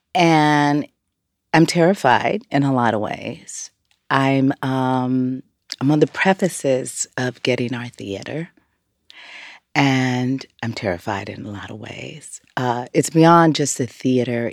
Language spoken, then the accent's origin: English; Los Angeles, California, United States; growing up in South Central L